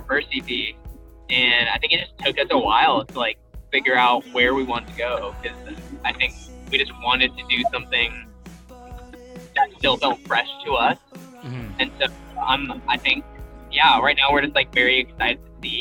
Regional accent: Southern California, United States; now in Nashville, United States; we're both from Southern California

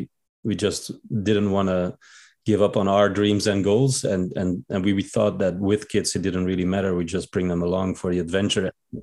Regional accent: Belgium; moved away; I'm from Belgium, and I've been living a nomadic life

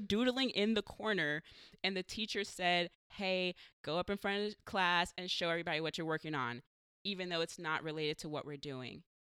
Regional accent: San Diego, California, United States; now in Portland, United States; I'm from San Diego

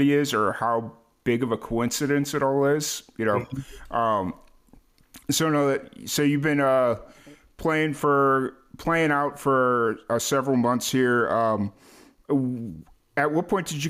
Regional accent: Chicago, Illinois, United States; also born or lived in South Florida / New Mexico / Tallahassee / Orlando; now in Waco, United States; I'm originally from Chicago.

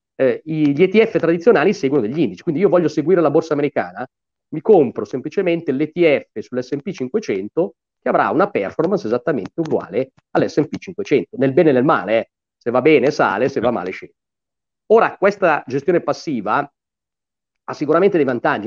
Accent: Gallarate, Lombardy, Italy; also born or lived in Cagliari / Milan; io sono di Gallarate

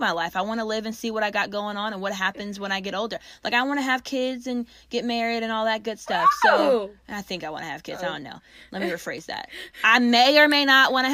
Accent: Gwinnett, Georgia, United States; I'm from Gwinnett

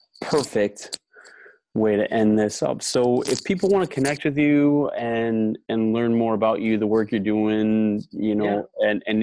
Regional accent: Wisconsin, United States; moved away as an adult; also born or lived in Minnesota / Texas; I grew up in Wisconsin. I went to college in Minnesota

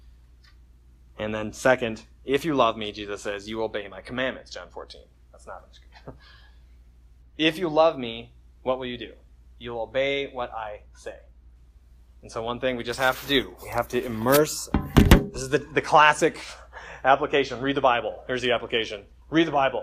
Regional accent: United States; as Americans

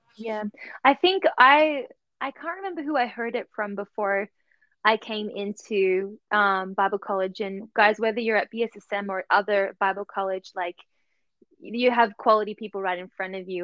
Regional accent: Sydney, New South Wales, Australia; moved away as an adult; also born or lived in United States; now in Germany; I'm originally from Sydney, Australia, and for the last four and a bit years, I have been living in Germany

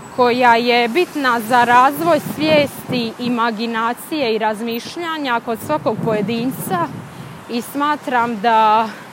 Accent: Bosnia & Herzegovina; now in Boston, United States

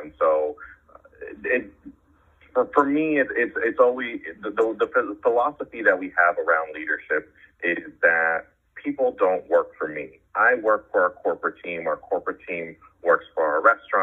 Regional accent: Arizona, United States; also born or lived in San Francisco, California / West Coast; I was born in San Francisco, grew up on the West Coast. My family moved to Arizona when I was in middle school and ended up doing middle school and high school in Arizona

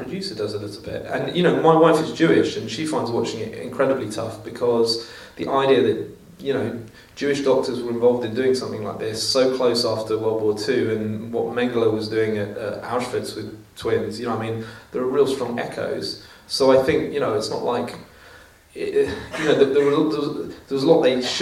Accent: England, United Kingdom; I speak as an Englishman

